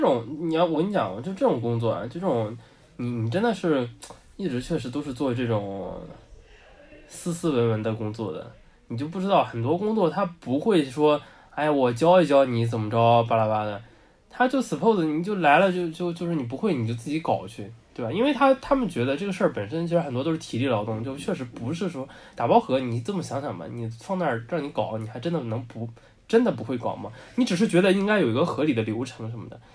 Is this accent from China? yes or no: yes; Shanghai, China; 我们上海人之间，对吧？讲，就沪语嘛，现在都要被保护起来了